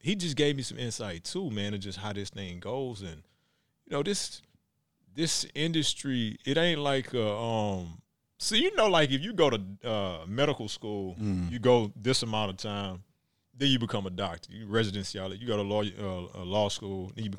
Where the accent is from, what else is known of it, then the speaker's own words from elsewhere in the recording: Texas, United States; And, you know, I came from Texas, so I ain't know, you know, you got to grind.